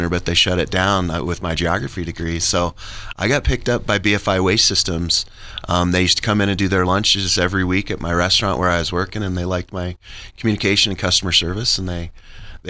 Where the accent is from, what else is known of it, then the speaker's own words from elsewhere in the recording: Manitou Springs, Colorado, United States; also born or lived in Denver, Colorado; I'm a local native. I grew up in Manitou. I went to Cheyenne Mountain High School